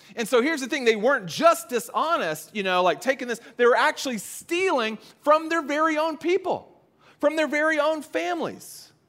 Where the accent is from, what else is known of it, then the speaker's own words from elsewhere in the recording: the South, United States; I grew up in the South.